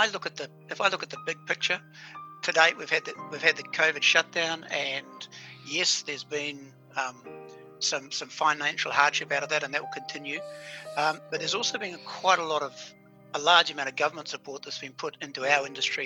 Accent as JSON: {"language": "English", "country": "New Zealand", "said": "I'm a New Zealander"}